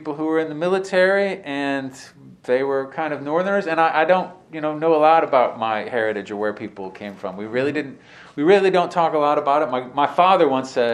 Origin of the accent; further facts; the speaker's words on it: Fort Wayne, Indiana, United States; also born or lived in Chicago / Utah / New Mexico / California; now in Winston-Salem, United States; I was born and raised in Fort Wayne, Indiana